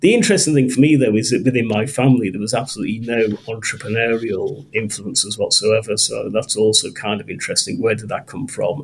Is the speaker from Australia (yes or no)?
no; Liverpool, North West England, United Kingdom; moved away as an adult; also born or lived in Coventry / Norfolk; I grew up in Liverpool